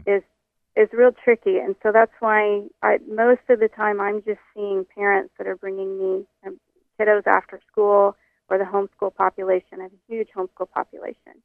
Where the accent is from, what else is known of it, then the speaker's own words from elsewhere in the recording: Oklahoma, United States; moved away; I'm from Oklahoma originally, and all my people are, are from the South